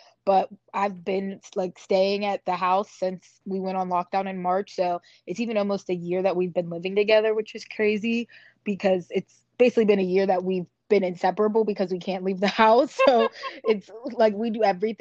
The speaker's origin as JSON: {"language": "English", "town": "Pittsburgh", "region": "Pennsylvania", "country": "United States", "tie": "born or raised there", "said": "where I grew up in Pittsburgh is predominantly white area"}